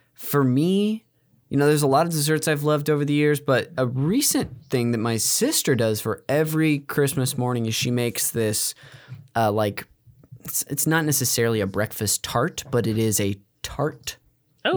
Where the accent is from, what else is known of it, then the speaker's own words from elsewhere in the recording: Modesto, California, United States; I'm from Northern California, from Modesto